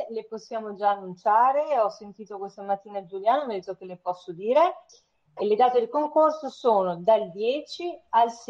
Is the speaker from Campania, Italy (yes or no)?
no; Venice, Veneto, Italy; vanno ricordiamo che sono veneziana